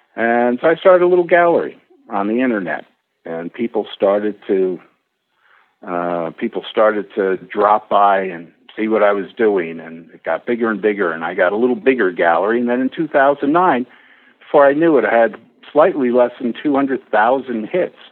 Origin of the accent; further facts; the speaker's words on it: New York, United States; moved away; also born or lived in Rockport, Massachusetts; I was actually born and bred in New York